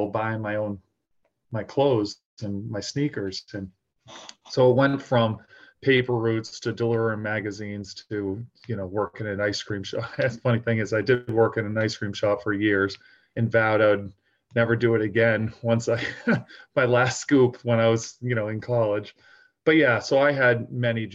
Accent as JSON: {"language": "English", "area": "outside of Boston", "region": "Massachusetts", "country": "United States", "tie": "born or raised there", "said": "growing up outside of Boston, my father's from Ireland"}